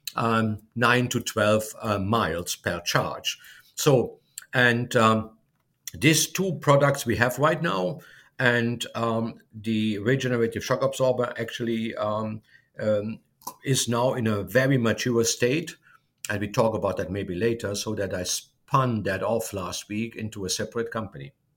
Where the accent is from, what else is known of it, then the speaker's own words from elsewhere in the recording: Germany; moved away as an adult; now in United States; I'm originally from Germany